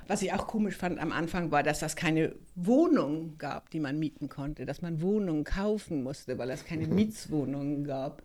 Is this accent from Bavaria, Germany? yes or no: no; Hamburg, Germany; moved away as an adult; also born or lived in Sweden; now in Stockholm, Sweden; bin eigentlich aus Hamburg und bin seit über 30 Jahren hier in Schweden jetzt.